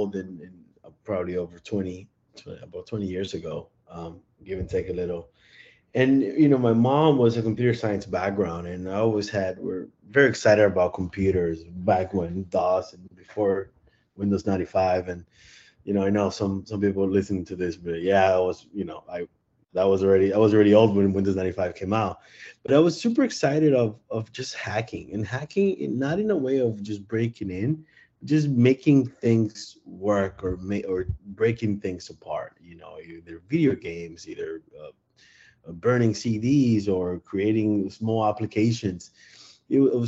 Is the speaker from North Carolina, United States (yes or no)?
no; Miami, Florida, United States; I'm from Miami, and I was one of those kids